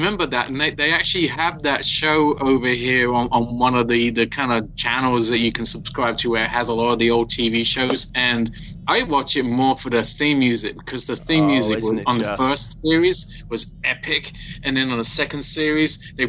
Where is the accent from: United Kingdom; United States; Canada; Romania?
United Kingdom; Stopsley, East of England; I come from Stopsley, which is a village that was kind of swallowed up into Luton many, many moons ago.